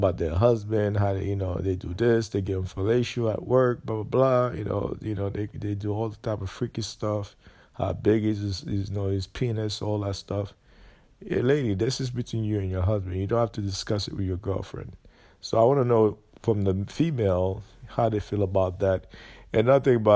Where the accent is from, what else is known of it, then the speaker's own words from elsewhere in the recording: Jacksonville, Florida, United States; Florida, Jacksonville, Florida, North Florida